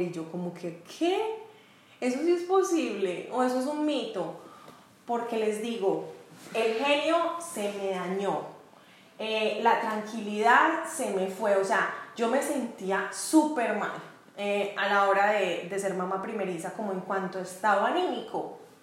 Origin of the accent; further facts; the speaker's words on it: Medellín, Antioquia, Colombia; moved away as an adult; now in United States; yo soy paisa, soy de Medellín, Colombia, pero vivo actualmente en Estados Unidos.